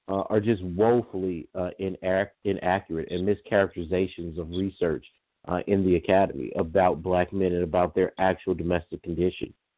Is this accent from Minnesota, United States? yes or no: no; Lake Charles, Louisiana, United States; I was born and reared in the South my whole life